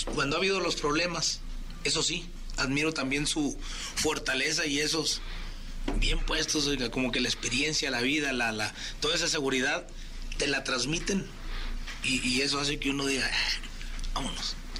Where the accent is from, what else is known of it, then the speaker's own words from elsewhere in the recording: Chiapas, Mexico; Chiapas, mi tierra